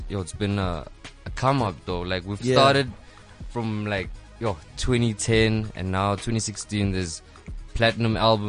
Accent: Mahikeng, North West, South Africa; I'm from Maftown.

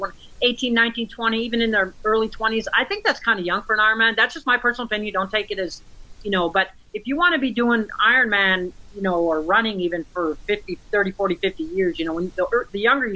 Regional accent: Michigan, United States; moved away as an adult; I grew up in Michigan. I left at the age of 19

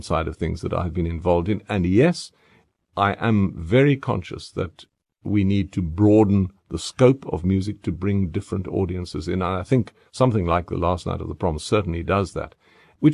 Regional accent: Cape Town, Western Cape, South Africa; now in Johannesburg, South Africa; I am from Cape Town

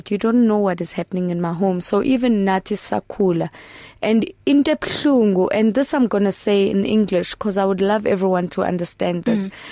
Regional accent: Potchefstroom, North West, South Africa; born there; I was born in Potchefstroom in the early 1980s where I was abandoned by my birth parents

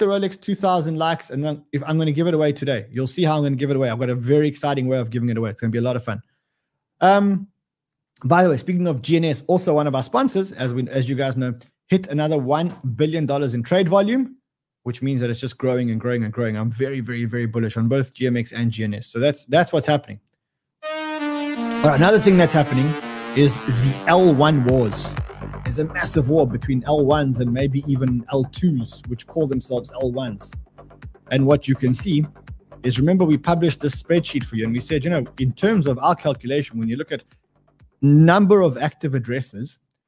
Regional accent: Australia; you know what the worst thing is when you get two Australians, being one Australian interviewing another Australian.

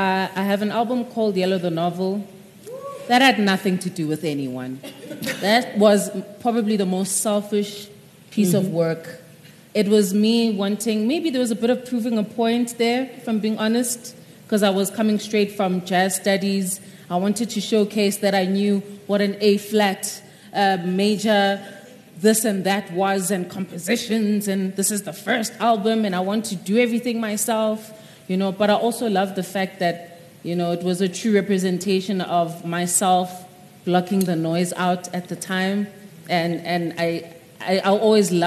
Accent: South Africa; first language Zulu; English is a second language; I was terrified of writing in isiZulu, which is my mother tongue.

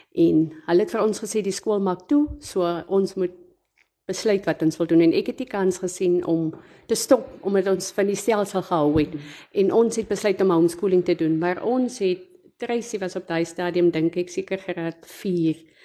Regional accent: South Africa; moved away as an adult; now in Springbok, South Africa; ek is oorspronklik van Pernalis, maar ek bly die afgelope paar jaar hier in Springbok

